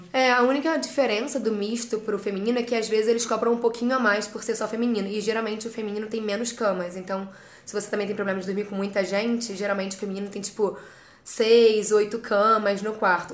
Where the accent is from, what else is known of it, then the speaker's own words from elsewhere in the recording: Rio de Janeiro, Brazil; moved away as an adult; also born or lived in England; now in United Kingdom; sou carioca, da Zona Oeste do Rio de Janeiro.